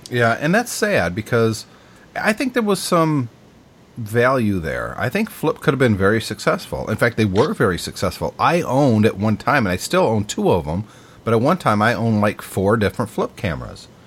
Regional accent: United States; I'm an American

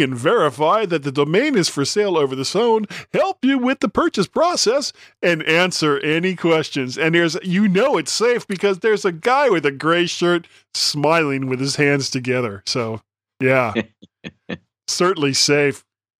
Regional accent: the South, United States; I'm from the South. I'm a product of the South. Even though my parents were from the North, I am a product of my environment. I grew up in the South.

